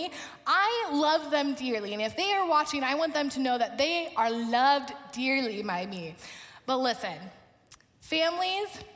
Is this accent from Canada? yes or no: no; Portland, Oregon, United States; moved away as an adult; also born or lived in Lincoln, Nebraska; I grew up in Portland, Oregon